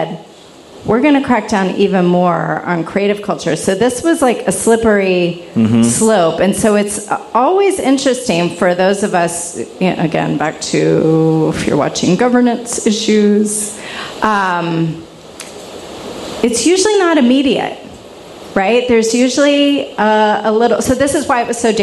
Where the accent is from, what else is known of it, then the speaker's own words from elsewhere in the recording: the South, United States; I'm from the South too